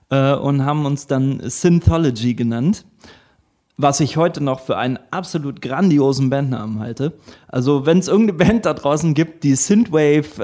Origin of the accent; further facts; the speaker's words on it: Northern Germany, Germany; accent: Low German; ich musste tatsächlich auch meinen, meinen plattdeutschen Akzent trainieren.